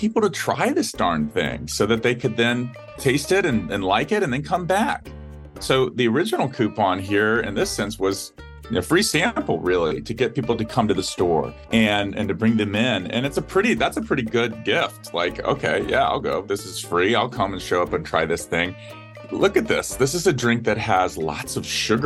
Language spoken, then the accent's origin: English; Atlanta, Georgia, United States; now in Columbus, United States; Atlanta, Georgia, my hometown